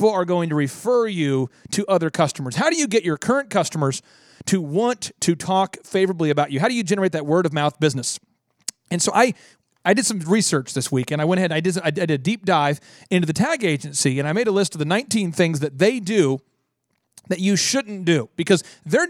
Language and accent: English; Cokato, Minnesota, United States; now in Tulsa, United States; I'm from Minnesota